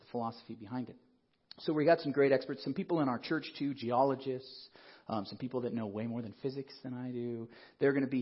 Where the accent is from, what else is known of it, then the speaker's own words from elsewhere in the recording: Colorado Springs, Colorado, United States; also born or lived in Nebraska; now in Denver, United States; I grew up in Colorado Springs. I wasn't born here, but pretty much my whole life was raised in Colorado